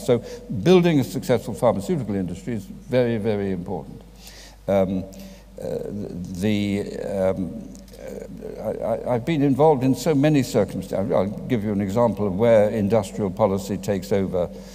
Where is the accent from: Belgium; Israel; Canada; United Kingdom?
United Kingdom; Swansea, Wales; I was born and brought up in Swansea